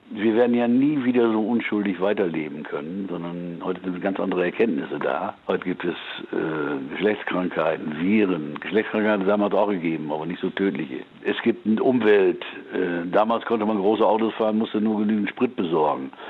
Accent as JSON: {"language": "German", "town": "Münster", "region": "North Rhine-Westphalia", "country": "Germany", "said": "Udo kommt aus Gronau, ich komme aus Münster, unser erster Gitarrist kam aus Borghorst"}